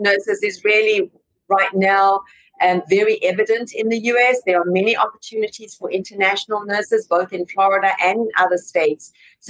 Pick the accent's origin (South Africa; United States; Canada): South Africa; moved away; I can relate to you driving on the other side of the road, Bong, because I came from South Africa.